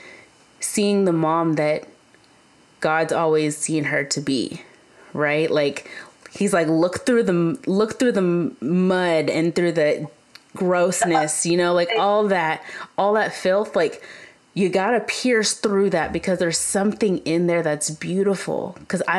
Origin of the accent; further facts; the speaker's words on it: Kentucky, United States; moved away; I grew up in Kentucky